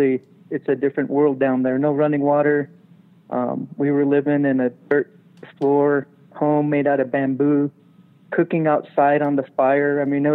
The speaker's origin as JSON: {"language": "English", "country": "United States", "said": "I'm Native American"}